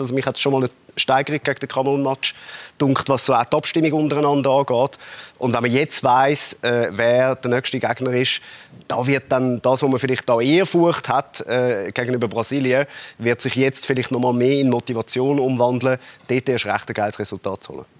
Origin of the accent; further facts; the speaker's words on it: Zurich, Switzerland; so sind wir Zürcher